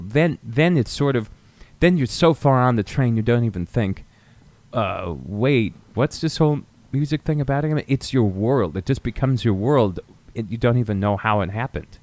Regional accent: near Hanover, rural New Hampshire, United States; I was born in New Hampshire, grew up in rural New Hampshire, about 30 minutes from Dartmouth College, from Hanover, New Hampshire

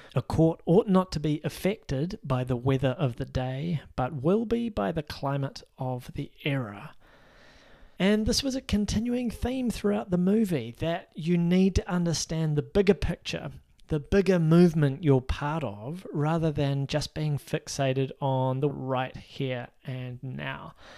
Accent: Christchurch, Canterbury, New Zealand; Christchurch, my hometown

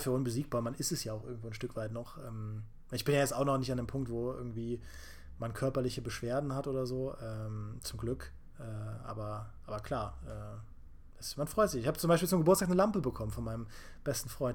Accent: Trier, Rhineland-Palatinate, Germany; Ich komme aus Trier und das ist ja älteste Stadt Deutschlands

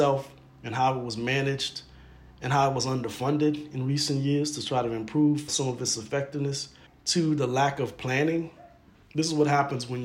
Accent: Opelousas, Louisiana, United States; now in Chicago, United States; I'm a Louisiana native. I grew up not in New Orleans, but in French-speaking South Louisiana. I grew up in a town called Opelousas

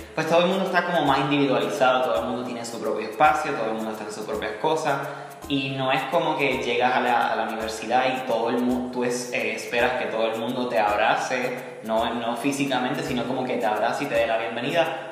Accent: Puerto Rico; moved away as an adult; now in United States; soy puertorriqueño

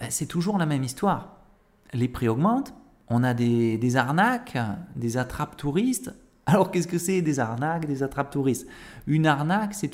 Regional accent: Avignon, Provence-Alpes-Côte d'Azur, France; born there; moi évidemment, je suis né à Avignon. Avignon, c'est le cœur de la Provence.

